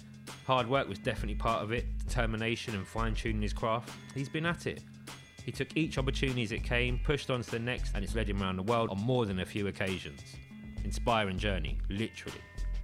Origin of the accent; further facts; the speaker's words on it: England, United Kingdom; I think there's something in us as English people and the way that we're not American